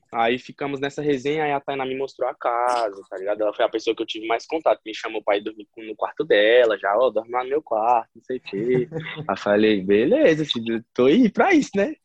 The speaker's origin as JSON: {"language": "Portuguese", "town": "Brasília", "region": "Federal District", "country": "Brazil", "said": "eu sou de Brasília"}